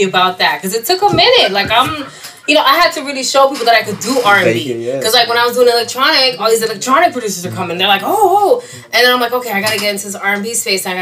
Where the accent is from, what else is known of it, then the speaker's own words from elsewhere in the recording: Palm Beach, Florida, United States; also born or lived in Corona, Queens, New York; I'm from Palm Beach.